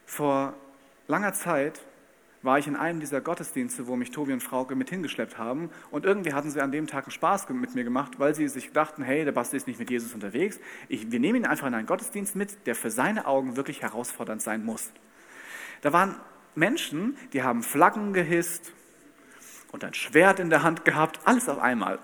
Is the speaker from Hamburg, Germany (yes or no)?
no; Bad Camberg, Hesse, Germany; Ich komme aus Bad Camberg in Hessen